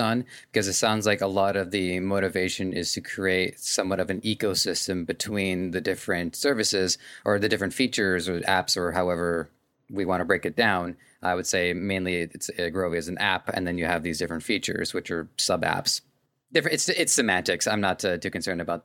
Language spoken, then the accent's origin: English; Canada; As a Canadian myself